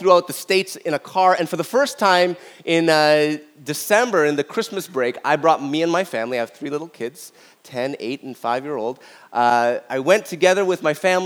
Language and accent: English; Toronto, Ontario, Canada; I grew up in North York, Toronto, all my life